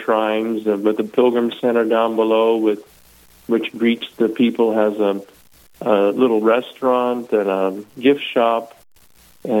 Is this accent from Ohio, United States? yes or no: no; Nebraska, United States; moved away as an adult; also born or lived in Massachusetts / Italy / Australia / Connecticut; now in La Crosse, United States; I'm originally from Nebraska